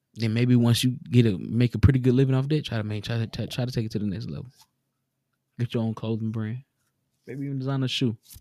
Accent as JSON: {"language": "English", "region": "the South", "country": "United States", "tie": "born or raised there", "said": "We grew up in the South, a lot of us. We grew up in the South."}